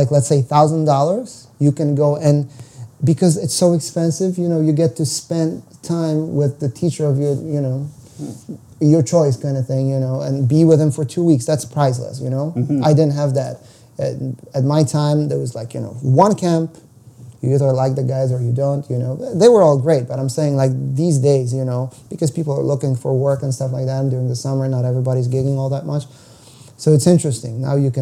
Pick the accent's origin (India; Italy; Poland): Poland; moved away as an adult; also born or lived in United States / Ukraine; now in Toronto, Canada; jazz scene was non-existent in my hometown